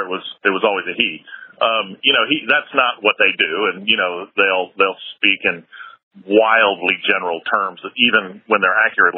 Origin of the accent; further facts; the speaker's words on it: United States; moved away; as an American